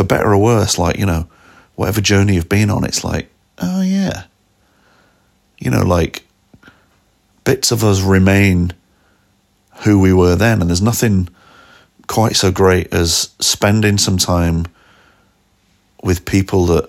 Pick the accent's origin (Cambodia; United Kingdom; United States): United Kingdom; Manchester, North West England; moved away as an adult; also born or lived in Rochdale; my hometown, Manchester, which I was born in Rochdale. And then but from 6 months till the age of 25, I've lived in a couple of various bits of Manchester.